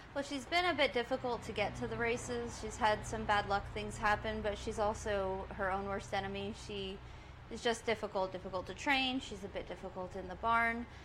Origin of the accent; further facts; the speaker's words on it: Southwest Florida, United States; moved away as an adult; now in Saratoga Springs, United States; I was born in Saratoga, uh, and my family was involved and still involved with uh, the Standardbreds, and that's how I got my start into any sort of racetrack life. And they, my parents got out of it when I was about nine years old, and we moved to Southwest Florida, which is where I grew up